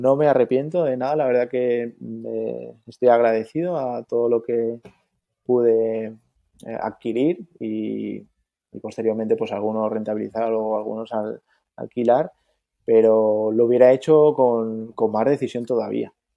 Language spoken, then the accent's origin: Spanish; Mallorca, Balearic Islands, Spain; also born or lived in Andalusia; vivo en Mallorca, pero toda mi familia es andaluza, incluso yo nací en Andalucía, pero llevo aquí toda la vida